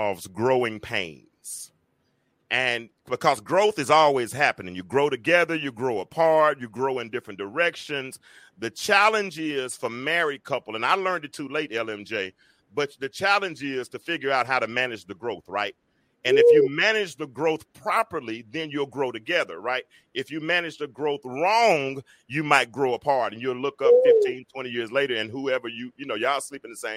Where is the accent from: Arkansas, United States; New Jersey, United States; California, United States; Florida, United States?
Arkansas, United States; Little Rock; moved away as an adult; now in Atlanta, United States; I'm from Little Rock, Arkansas. I've been in Atlanta for 27 years. I moved here in 1995